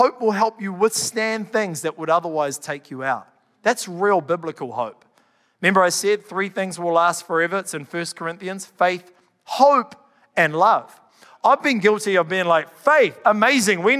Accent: Canterbury, New Zealand; I'm from Canterbury

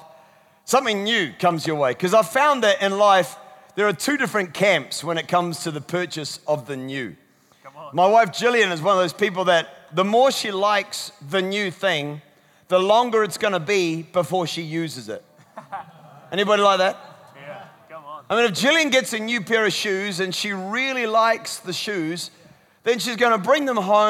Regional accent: Scotland, United Kingdom; I'm Scottish.

